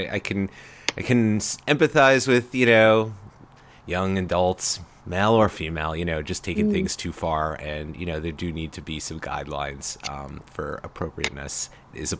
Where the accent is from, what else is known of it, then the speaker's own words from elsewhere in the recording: Long Island, New York, United States; I grew up on Long Island